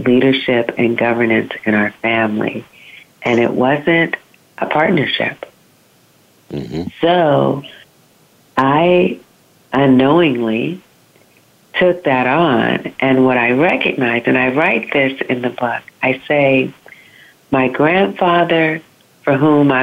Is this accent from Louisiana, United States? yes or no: no; Southern California, United States; I was born in Southern California, and I lived in California all my life